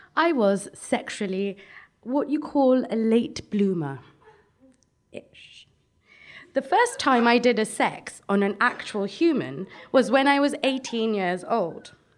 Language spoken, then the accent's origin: English; Brent, London, United Kingdom; I come from Brent